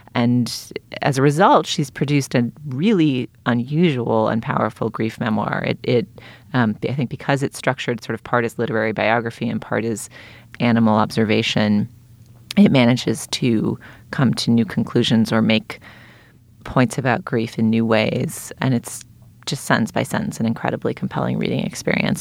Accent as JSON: {"language": "English", "town": "Boston", "region": "Massachusetts", "country": "United States", "tie": "born or raised there", "said": "I grew up in Boston"}